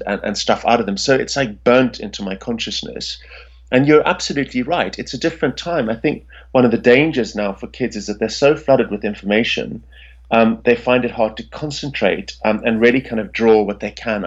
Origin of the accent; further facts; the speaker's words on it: Pretoria, Gauteng, South Africa; I grew up in South Africa in the capital city, which is called Pretoria